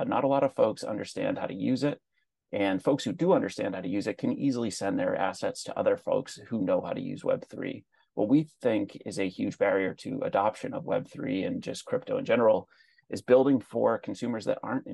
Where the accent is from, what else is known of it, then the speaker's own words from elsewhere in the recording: East Coast, United States; moved away as an adult; now in Chicago, United States; I'm originally from the East Coast